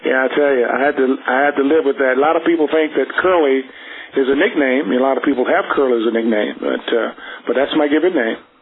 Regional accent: Yuma, Arizona, United States; my hometown, Yuma, Arizona.

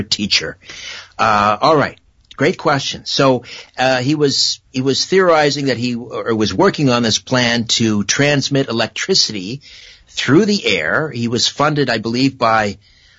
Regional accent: Brantford, Ontario, Canada; Brantford, Ontario, my hometown

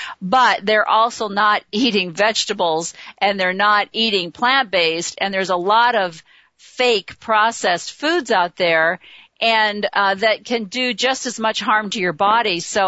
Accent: near Chicago, Illinois, United States; I grew up near Chicago

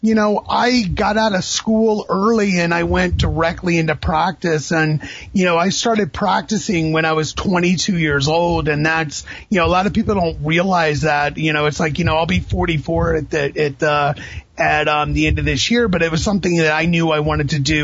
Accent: Florida, United States; also born or lived in Indianapolis; I grew up in Florida. So I was born in Indianapolis, but I've lived in Florida since I was 2 years old

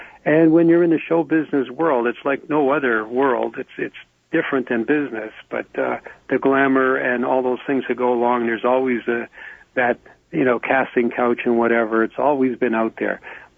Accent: Canada; I'm a Canadian, so when I talk about American politics, I always remind my friends that I'm a Canadian.

